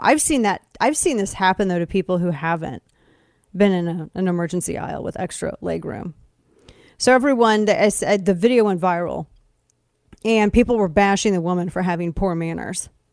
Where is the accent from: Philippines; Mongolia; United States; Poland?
United States; Show Me State, Missouri; moved away; I'm from the Show Me State originally